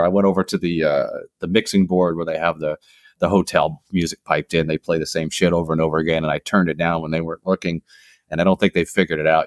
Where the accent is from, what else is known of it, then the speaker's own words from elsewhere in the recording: northern Minnesota, United States; moved away as an adult; also born or lived in Florida / Washington, D.C. / the Carolinas; I grew up in northern Minnesota, which is kind of up by Canada. And then I left at 18